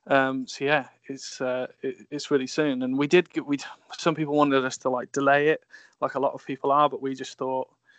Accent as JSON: {"language": "English", "town": "Coventry", "region": "West Midlands", "country": "United Kingdom", "tie": "born or raised there", "said": "I grew up in Coventry, so I've always supported Coventry"}